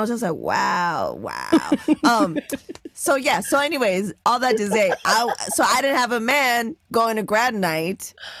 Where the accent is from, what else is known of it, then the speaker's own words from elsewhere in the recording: San Diego, California, United States; Growing up South Bay, San Diego, 2 exits away from the border.